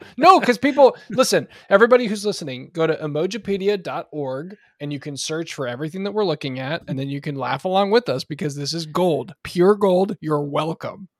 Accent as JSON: {"language": "English", "region": "Oregon", "country": "United States", "tie": "born or raised there", "moved": "yes", "lives_now": "North Carolina, United States", "said": "I'm now in, uh, North Carolina, as we've discussed in the past, um, and I grew up in Oregon"}